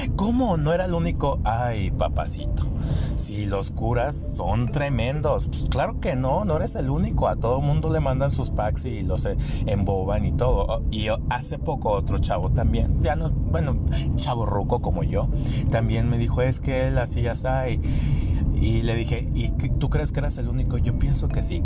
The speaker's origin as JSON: {"language": "Spanish", "town": "Degollado", "region": "Jalisco", "country": "Mexico", "said": "en mi pueblo de Gollado y los pueblos alrededor"}